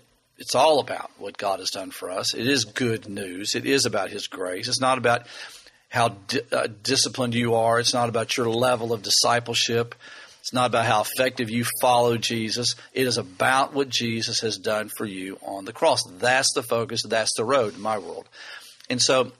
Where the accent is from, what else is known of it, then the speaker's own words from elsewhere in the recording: Lexington, Kentucky, United States; We're from Lexington